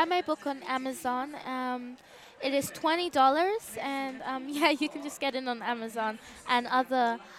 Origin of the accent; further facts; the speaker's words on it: Nigeria; Well, I'm from Nigeria. My background is Yoruba